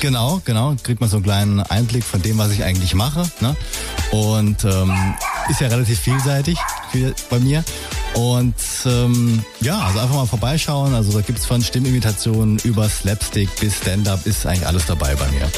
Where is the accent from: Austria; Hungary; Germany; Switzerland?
Germany; Saarland; also born or lived in Swabia, Baden-Württemberg; wohne im Saarland, auch dort aufgewachsen